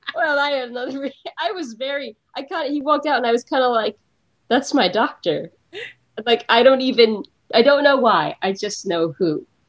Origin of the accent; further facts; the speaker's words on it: United States; I'm American